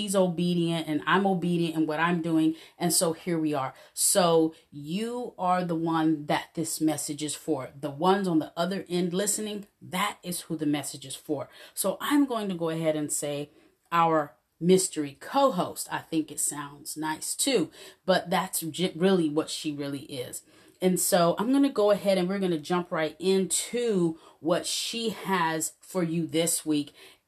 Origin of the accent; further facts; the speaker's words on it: Texas, United States; So I'm in Texas. I don't sound like I'm a Texan, do I? But that's where I'm from, and I've been here for quite a while.